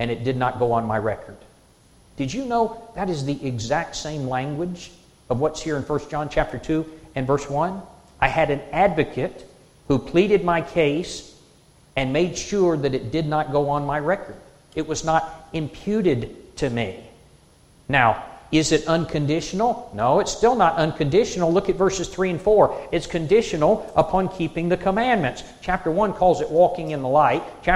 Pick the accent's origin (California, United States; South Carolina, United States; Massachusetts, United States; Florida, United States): South Carolina, United States; moved away; I'm from South Carolina